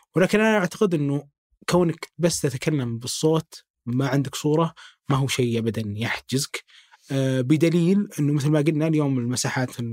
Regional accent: Saudi Arabia; عندنا في السعودية

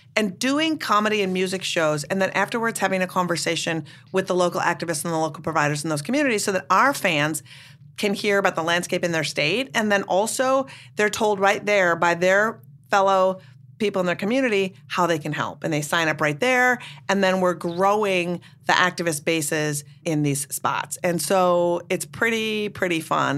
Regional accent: Minnesota, United States; now in Brooklyn, United States; I'm from Minnesota originally

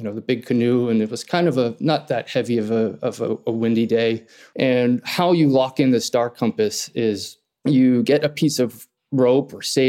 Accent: Hawaii, United States; also born or lived in Ireland; I was born in Ireland, raised in Hawaii. That's where I'm talking to you from now

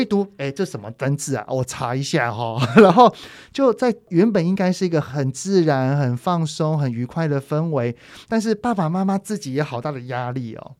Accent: Taiwan; 我们台湾人

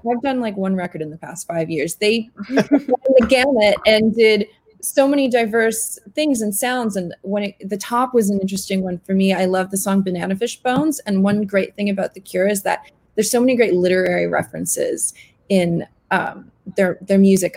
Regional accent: Canada; I grew up in Canada

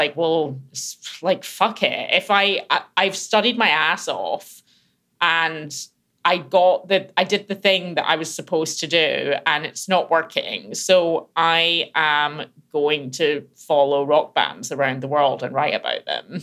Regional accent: Glasgow, Scotland, United Kingdom; I grew up in Glasgow in Scotland.

